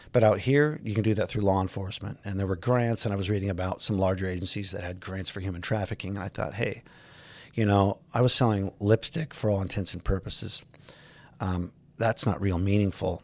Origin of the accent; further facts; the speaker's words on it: Los Angeles, California, United States; I grew up in the San Fernando Valley, out in Granada Hills